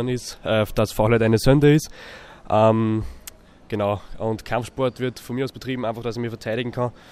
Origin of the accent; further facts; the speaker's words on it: Baumgartenberg, Upper Austria, Austria; aus Baumgartenberg